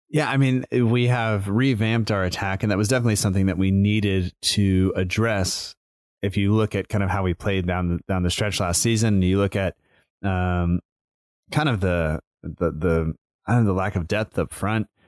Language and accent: English; United States; I'm American